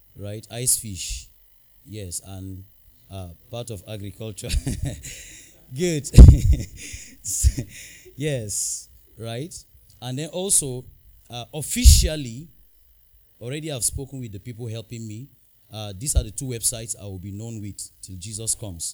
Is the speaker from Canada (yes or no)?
no; Numan, Adamawa, Nigeria; I'm from Numan Adamawa State, Nigeria